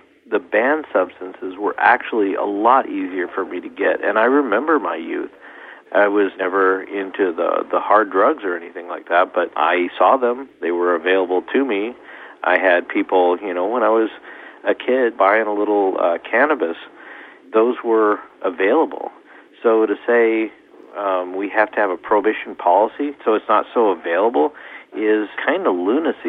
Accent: United States; I'm an American

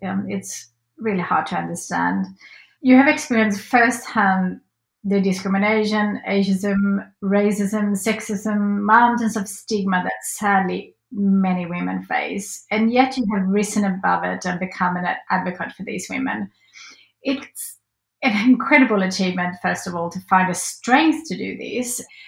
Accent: Sweden; now in Australia; growing up in Sweden

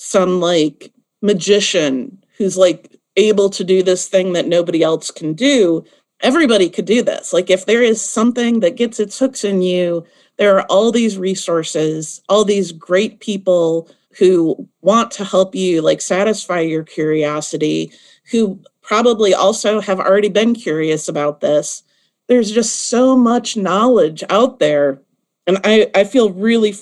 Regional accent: Midwest, United States; now in Nashville, United States; I grew up in the Midwest where there is like no history.

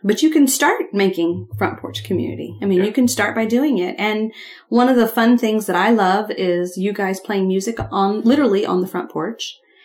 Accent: Ohio, United States; when I was growing up in Ohio

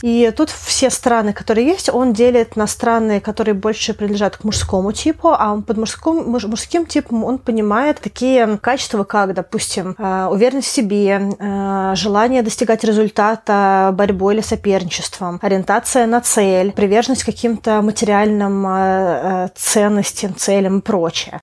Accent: Russia; moved away; и ты, и я русские, но из-за того, что а, мы с тобой много где пожили

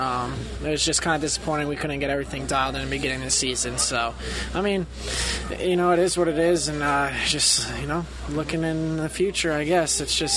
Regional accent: New York, United States; also born or lived in New Jersey; I grew up in New York, born in Jersey

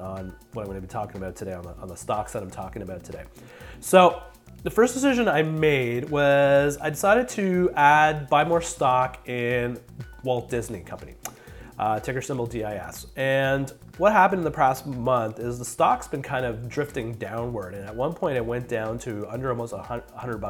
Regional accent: Canada; I'm a Canadian, I live in Canada, so I deal with Canadian dollars

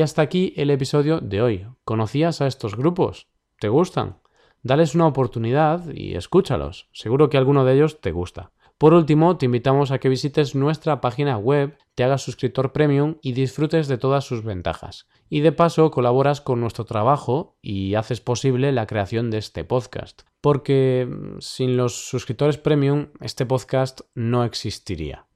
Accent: Vigo, Galicia, Spain; Vigo, mi ciudad natal

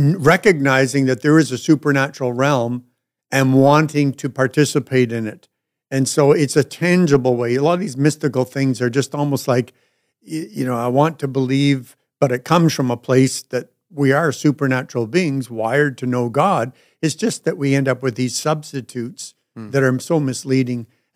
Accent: Northern Ireland, United Kingdom; I'm Irish

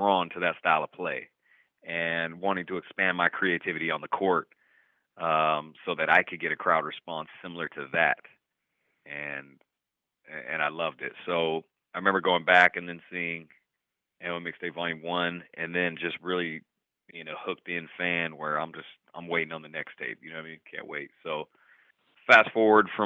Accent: Oregon, United States; Portland, which was the closest city to my hometown in Oregon

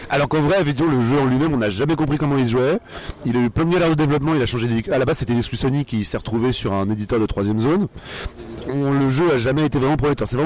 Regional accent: Conflans-Sainte-Honorine, Île-de-France, France; also born or lived in Argenteuil; now in Paris, France; J'ai grandi près d'Argenteuil, puis dans les Yvelines à Conflans-Sainte-Honorine. Vraiment des banlieues tout à fait normales, c'est-à-dire ni, ni, ni mauvaises ni bonnes, vraiment tout à fait banales et sans aucun intérêt.

